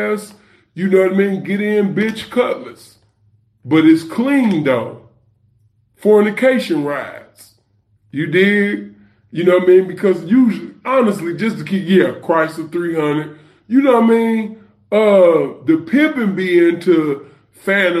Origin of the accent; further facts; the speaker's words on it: New York City, New York, United States; The block I grew up on